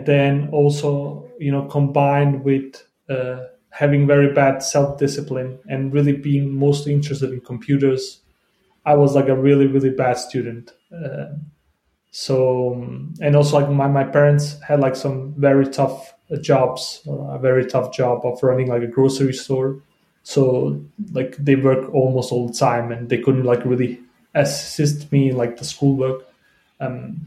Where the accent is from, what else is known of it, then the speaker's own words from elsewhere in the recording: Denmark; English is a second language; I came to Denmark as like 5 or 6 year old